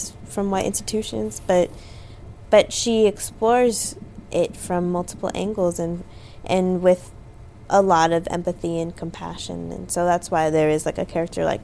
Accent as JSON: {"language": "English", "town": "Los Angeles", "region": "California", "country": "United States", "tie": "born or raised there", "said": "I grew up in South Los Angeles"}